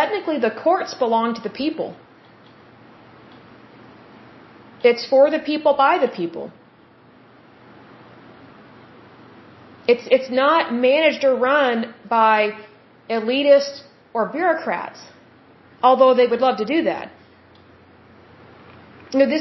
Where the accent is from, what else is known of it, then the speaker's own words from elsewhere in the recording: United States; I am an American and I live in America, I have American citizenship